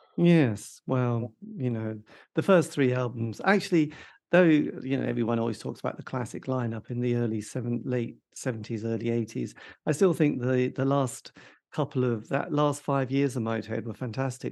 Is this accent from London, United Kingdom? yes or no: no; East Anglia, East of England, United Kingdom; I come from East Anglia, the depths of the countryside